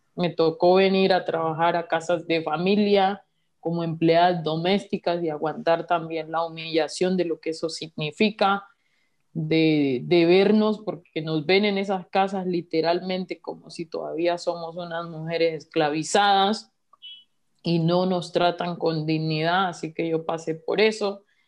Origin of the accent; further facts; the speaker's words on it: Colombia; como colombianos